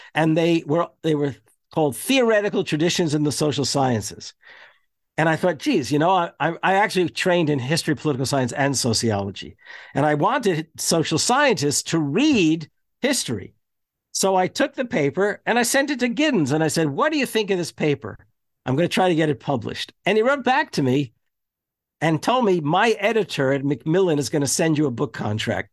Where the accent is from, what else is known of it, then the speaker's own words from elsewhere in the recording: United States; when we were growing up in American schools